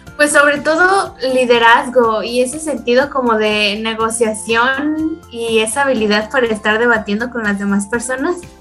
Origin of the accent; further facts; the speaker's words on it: Guanajuato, Mexico; soy de Guanajuato, México